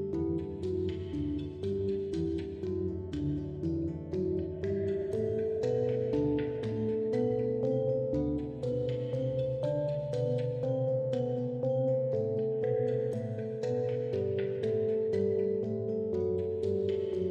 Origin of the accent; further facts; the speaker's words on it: Denver, Colorado, United States; my own experience growing up in Denver